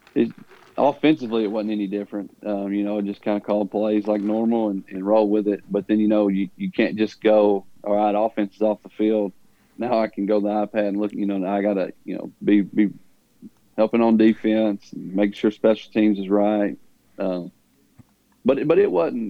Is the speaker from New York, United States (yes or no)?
no; Huntland, Tennessee, United States; growing up in Huntland and going to Huntland, which is a small